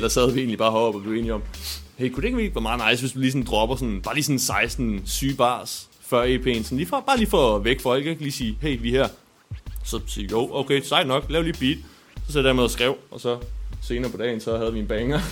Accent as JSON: {"language": "Danish", "country": "Denmark", "said": "som danskere, der er vi vant til at spise rugbrød"}